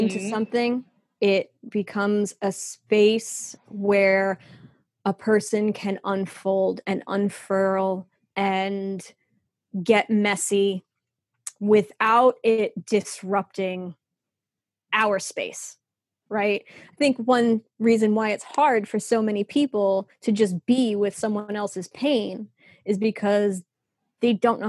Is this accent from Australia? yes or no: no; New York, United States; accent: New York; I was born and raised in New York. I used to have a terrific New York accent. that I lost when I went to college, even though I went to college in New York.